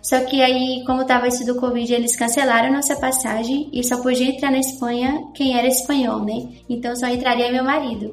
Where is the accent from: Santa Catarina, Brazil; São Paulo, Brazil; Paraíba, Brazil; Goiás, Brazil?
Goiás, Brazil; Aparecida de Goiânia; moved away as an adult; also born or lived in Bahia; now in A Coruña, Spain; E eu sou de Goiânia, nasci em Goiânia, Goiás e vivi em Aparecida de Goiânia, que é a segunda maior cidade lá